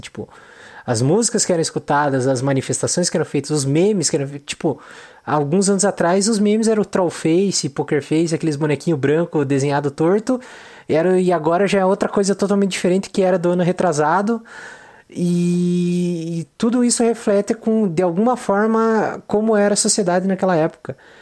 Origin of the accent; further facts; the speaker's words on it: Brazil; nós como brasileiros